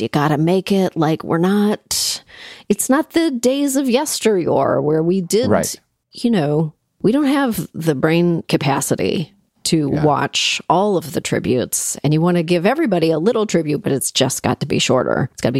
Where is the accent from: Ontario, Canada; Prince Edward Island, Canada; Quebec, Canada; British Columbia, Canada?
Ontario, Canada; Toronto; because I grew up in Toronto